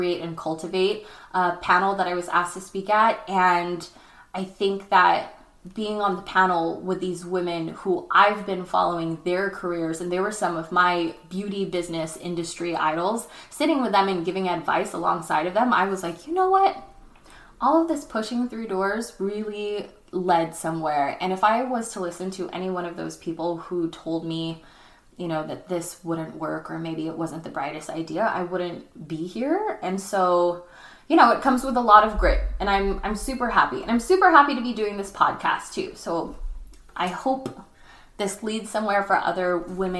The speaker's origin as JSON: {"language": "English", "town": "Chino Hills", "region": "California", "country": "United States", "tie": "born or raised there", "lives_now": "Los Angeles, United States", "said": "Chino Hills, my hometown."}